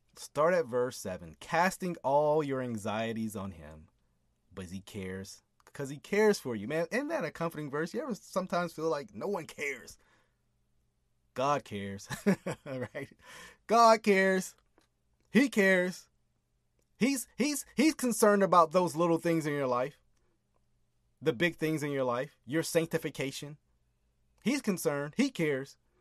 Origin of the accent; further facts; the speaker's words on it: United States; I'm an American.